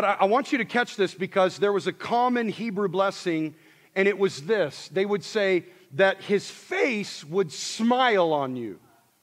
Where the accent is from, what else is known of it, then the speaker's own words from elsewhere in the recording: Montana, United States; I grew up in Montana